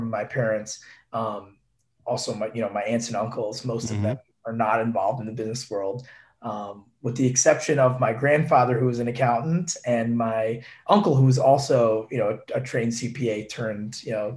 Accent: Long Island, New York, United States; my house where I grew up in Long Island

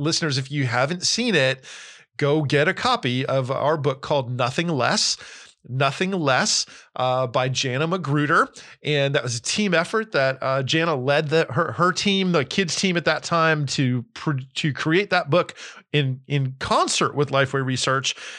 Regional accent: New Jersey, United States; also born or lived in California; now in Tennessee, United States; I grew up in New Jersey. I am a proud Northeasterner

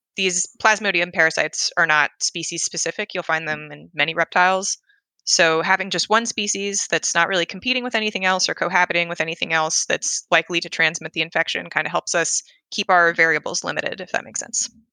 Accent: Philadelphia, Pennsylvania, United States; moved away; I'm from Philadelphia

